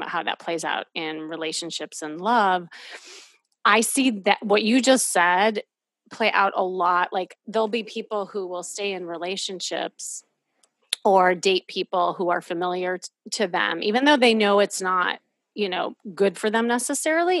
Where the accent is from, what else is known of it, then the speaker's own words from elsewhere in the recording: Midwest, United States; now in Los Angeles, United States; growing up in the Midwest